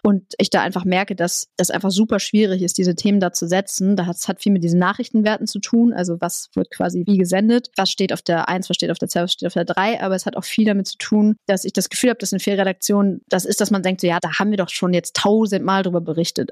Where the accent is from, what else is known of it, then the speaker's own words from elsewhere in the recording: Bremen, Germany; moved away; ich komme aus Bremen